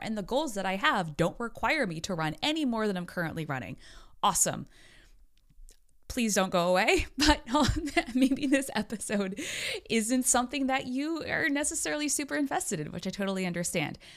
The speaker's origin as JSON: {"language": "English", "country": "United States", "said": "I'm an American"}